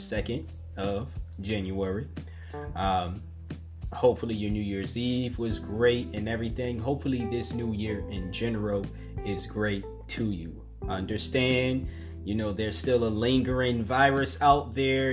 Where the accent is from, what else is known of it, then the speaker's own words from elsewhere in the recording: the Northeast, New England, United States; growing up on the Northeast